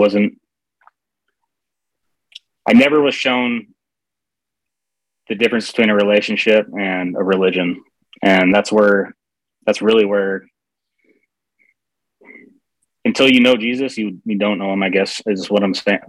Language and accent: English; Seattle, Washington, United States; I grew up in the Seattle area